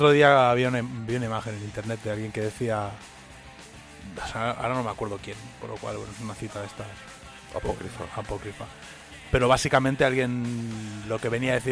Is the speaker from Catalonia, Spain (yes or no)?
yes; Catalonia, Spain; first language Catalan; Spanish is a second language; Soy, catalán, como son lagartos. Yo pienso en catalán.